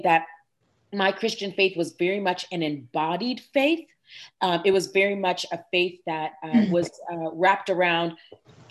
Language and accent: English; Summerville, South Carolina, United States; also born or lived in Nashville, Tennessee; When I turned like 8, 9, we moved to Somerville, South Carolina, which is in the low country of South Carolina